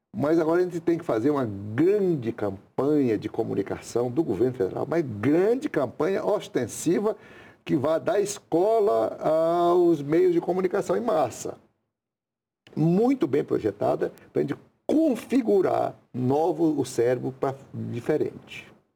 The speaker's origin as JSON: {"language": "Portuguese", "area": "Goiás", "region": "Tocantins", "country": "Brazil", "also_born_or_lived": "Rondônia", "moved": "as an adult", "said": "Eu mesmo sou aqui do estado de Goiás, Tocantins, fui para lá"}